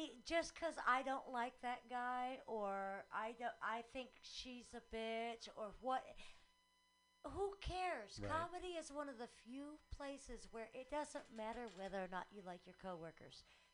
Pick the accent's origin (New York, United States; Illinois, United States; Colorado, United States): Colorado, United States; Boulder; Sorry, I'm from Boulder.